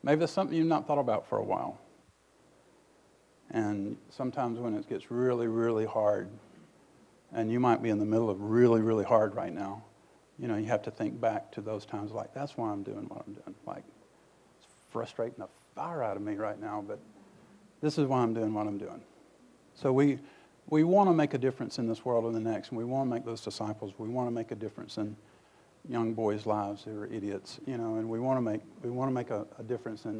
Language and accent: English; Tupelo, Mississippi, United States; When I grew up in Tupelo, Mississippi